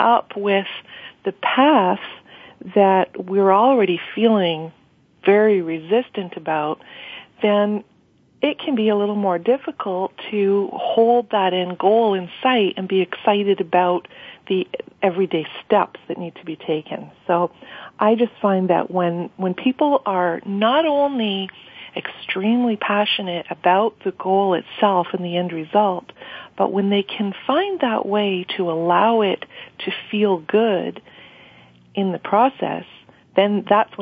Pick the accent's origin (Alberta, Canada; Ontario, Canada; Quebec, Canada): Quebec, Canada; Montreal; moved away as an adult; now in Ottawa, Canada; I was born and raised in Montreal and have been living in Ottawa for about 10 years